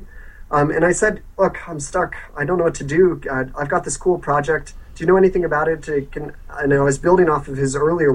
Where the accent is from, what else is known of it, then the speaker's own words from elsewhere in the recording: United States; as an American or an outsider